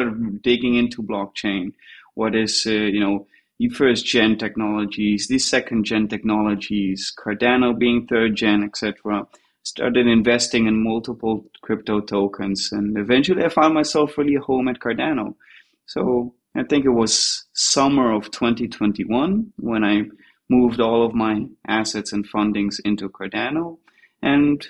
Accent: Tel Aviv, Tel Aviv District, Israel; I'm from Tel Aviv in Israel.

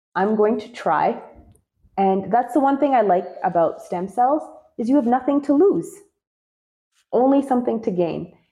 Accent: Canada; I'm a Canadian and so I had exhausted all of the options in the Canadian healthcare system

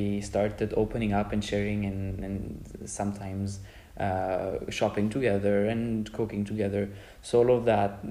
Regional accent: Germany; moved away as an adult; now in Szczecin, Poland; from Germany, currently in Poland as well, in an ESC program in Szczecin

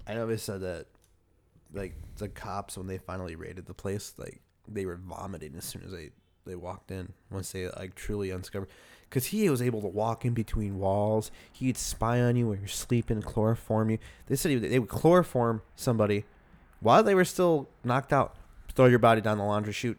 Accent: Chicago, Illinois, United States; we're from Chicago

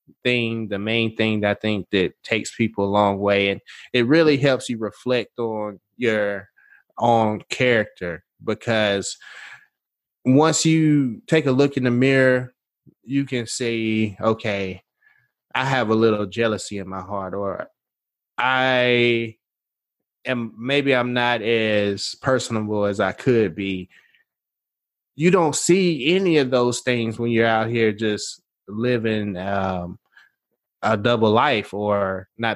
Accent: Nashville, Tennessee, United States; I'm from Nashville

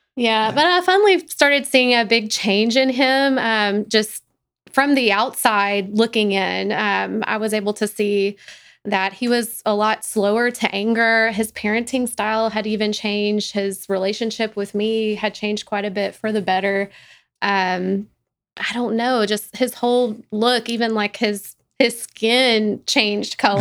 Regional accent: Corsicana, Texas, United States; also born or lived in Dallas; I was actually born in Dallas, but raised mostly in Corsicana

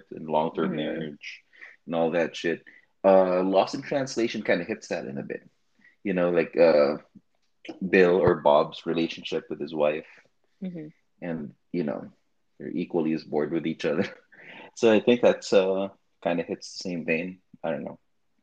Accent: Philippines; as a Filipino family, like our go-to for family vacations is a beach, right? Or a resort or whatever. Just, you know, us living in a tropical country

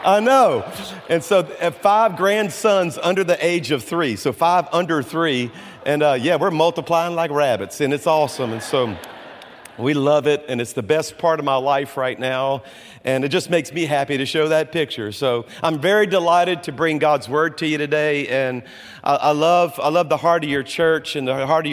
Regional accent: Baton Rouge, Louisiana, United States; moved away as an adult; now in Birmingham, United States; I was born and raised in Baton Rouge, went to LSU

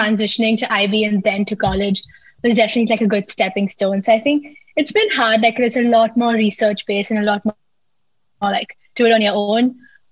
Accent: Pune, Maharashtra, India; I'm from India. I'm from a city called Pune in India

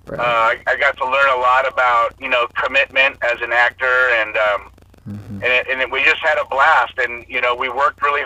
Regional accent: Los Angeles, California, United States; growing up in Hollywood

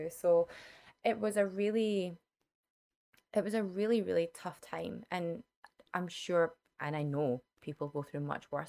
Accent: Scotland, United Kingdom; now in Vancouver, Canada; I'm from Scotland.

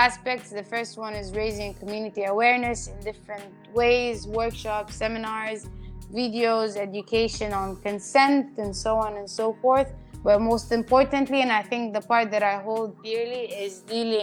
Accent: Sudan; moved away; also born or lived in Cyprus; I'm a Sudanese national, born and raised in Sudan, a Sudanese female national. And then I moved to Cyprus

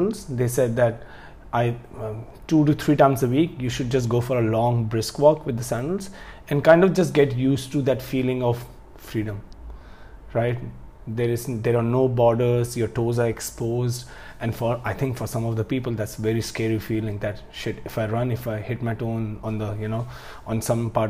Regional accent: India; I'm from India

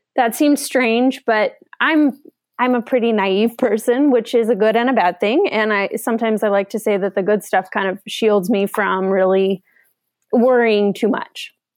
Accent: Seattle, Washington, United States; I am from Seattle, kinda grew up in the area

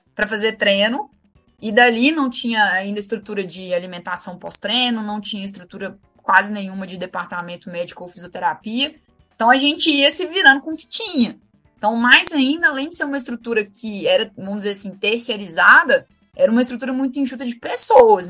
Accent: Minas Gerais, Brazil; eu sou de Minas, né? E como boa mineira, como tradição de todo mineiro, domingo é dia de assistir futebol na casa da avó

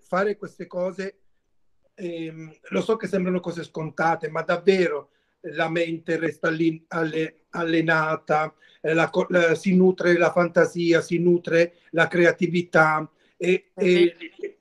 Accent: Mola di Bari, Apulia, Italy; il mio paese, il, da dove vengo io, che si chiama Mola di Bari, è un paese a sud di Bari

